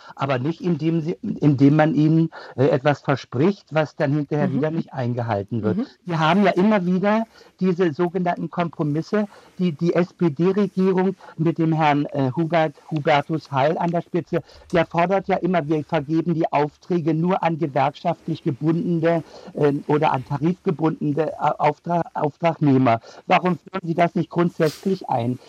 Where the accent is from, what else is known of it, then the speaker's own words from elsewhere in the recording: Germany; als Deutsche